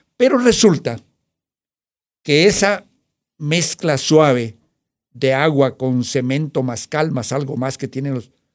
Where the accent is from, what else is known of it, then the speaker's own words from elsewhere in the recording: Guatemala; vengo de Guatemala